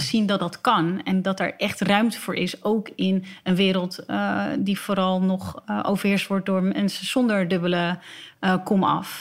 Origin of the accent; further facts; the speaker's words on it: Alkmaar, North Holland, Netherlands; ze niet meer vragen waar ik vandaan kom, want ze weten dat ik uit Alkmaar kom.